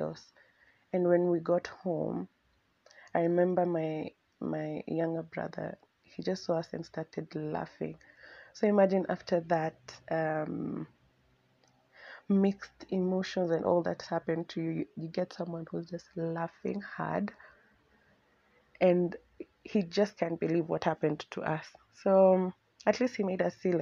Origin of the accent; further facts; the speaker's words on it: Nairobi, Kenya; Both me and Abby have been born and raised in Nairobi